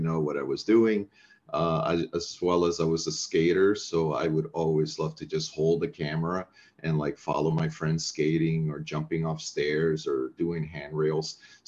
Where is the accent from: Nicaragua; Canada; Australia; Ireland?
Nicaragua; English is a second language; moved away; also born or lived in Ecuador / Middle East / Turkey / Saudi Arabia; That dates back to Central America, I guess, in the 80s, where I was raised. I was born in Ecuador and raised in Nicaragua, mainly.